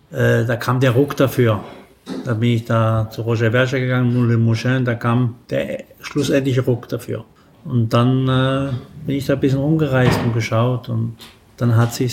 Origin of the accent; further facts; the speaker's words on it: Saarland, Germany; Saarländer und halb äh, Pfälzer